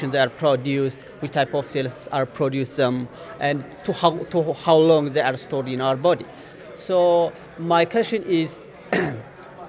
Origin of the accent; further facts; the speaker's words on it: Ethiopia; moved away as an adult; also born or lived in Gondar, Ethiopia / Singapore; I am originally from Ethiopia, and I was a teacher there at the University of Gander